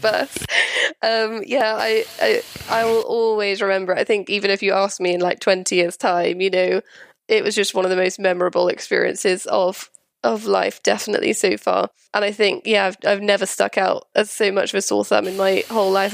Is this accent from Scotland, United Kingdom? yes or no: no; Wales, United Kingdom; moved away as an adult; also born or lived in London / Winchester; I'm from Wales originally